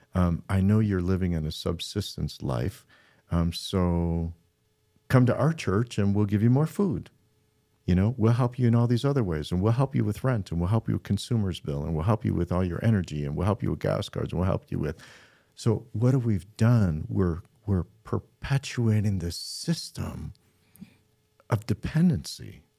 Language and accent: English; Midland, Michigan, United States; we're from Midland, Michigan.